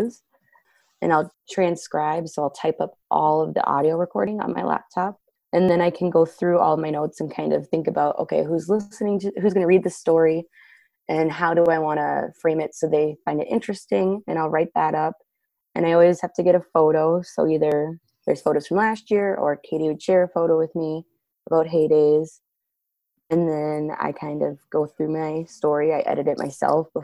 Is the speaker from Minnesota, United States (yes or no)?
yes; Waseca, Minnesota, United States; also born or lived in Janesville, Minnesota; I am from Waseca. I do live in the Janesville area, so it's been really cool to be back in my hometown.